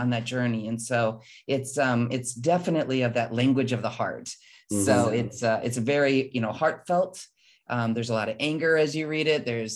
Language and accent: English; Midwest, United States; my life of growing up in the Midwest